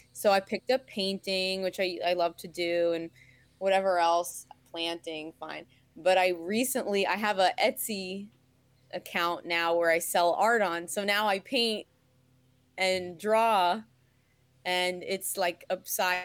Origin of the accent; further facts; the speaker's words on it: New York, United States; moved away as an adult; now in Harrisburg, United States; I'm natively a New Yorker